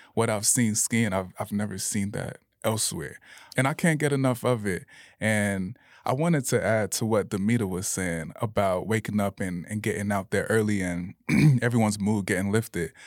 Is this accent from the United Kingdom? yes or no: no; Bradenton, Florida, United States; moved away as an adult; also born or lived in Tallahassee; now in Salt Lake City, United States; I grew up in Bradenton, Florida